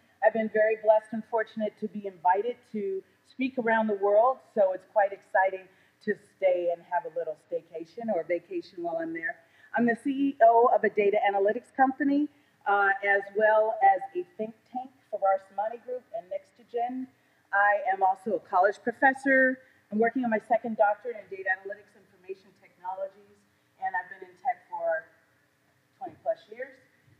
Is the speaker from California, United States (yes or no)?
yes; California, United States; also born or lived in Detroit; I'm originally from California, I was born in Detroit.